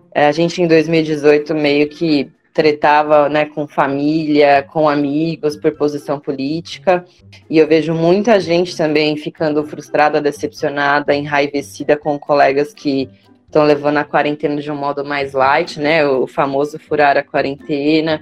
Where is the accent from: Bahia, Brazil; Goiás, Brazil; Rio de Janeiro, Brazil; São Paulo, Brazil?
São Paulo, Brazil; Osasco; also born or lived in Jandira; now in São Paulo, Brazil; eu sou de Osasco